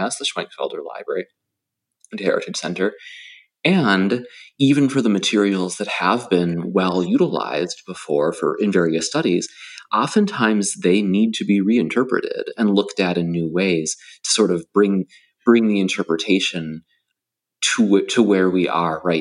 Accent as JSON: {"language": "English", "region": "Minnesota", "country": "United States", "moved": "yes", "lives_now": "Delaware, United States", "said": "I'm a guy from Minnesota who now lives in Delaware"}